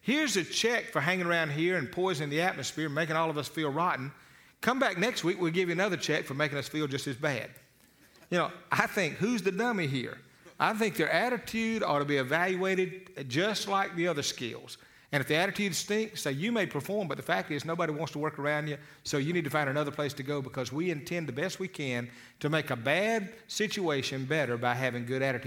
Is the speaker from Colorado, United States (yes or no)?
no; Eufaula, Alabama, United States; I was a boy from Eufaula, Alabama